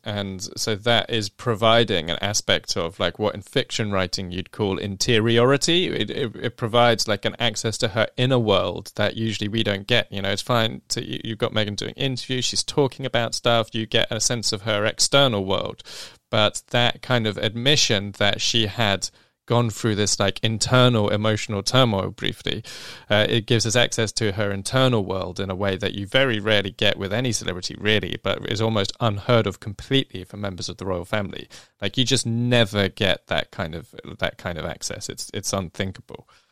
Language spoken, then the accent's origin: English; England, United Kingdom; I'm an English person